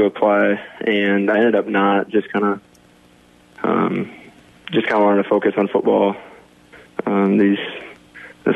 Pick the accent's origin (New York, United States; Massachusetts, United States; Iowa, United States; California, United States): Iowa, United States; Sioux Center; I grew up in Sioux Center the whole time